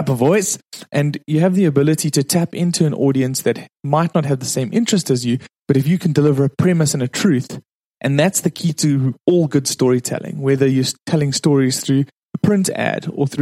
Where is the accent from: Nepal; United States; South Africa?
South Africa; I'm from South Africa. That's why I have this strange accent.